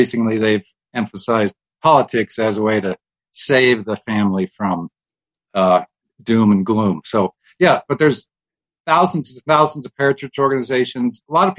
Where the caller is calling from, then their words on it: Colorado Springs, Colorado, United States; I am a freelance writer doing books and articles, and I'm calling from Colorado Springs, where God lives.